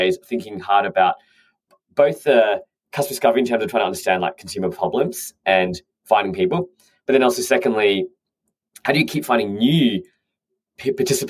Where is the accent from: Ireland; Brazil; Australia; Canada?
Australia; moved away as an adult; now in London, United Kingdom; I'm an Australian who's moved over to London.